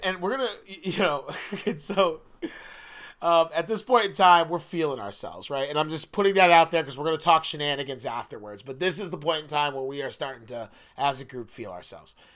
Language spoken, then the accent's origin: English; Biddeford, Maine, United States; moved away as an adult; I love Biddeford, Maine, it's my hometown. I wasn't even born there, and I consider it my hometown